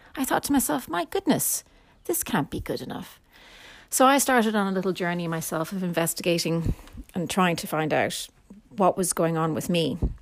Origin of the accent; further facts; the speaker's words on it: Ireland; I am Irish